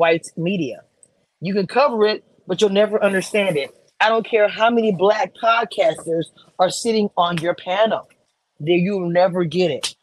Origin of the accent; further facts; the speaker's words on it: Texas, United States; I grew up in Texas.